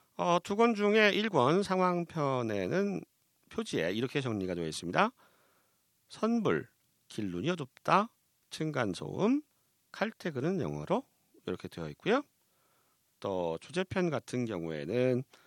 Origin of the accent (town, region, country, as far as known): South Korea